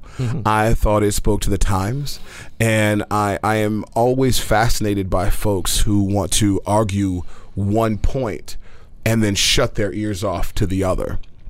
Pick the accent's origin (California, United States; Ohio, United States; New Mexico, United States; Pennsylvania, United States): California, United States; Oakland; moved away as an adult; now in New York City, United States; cause you know I'm from the Oakland area.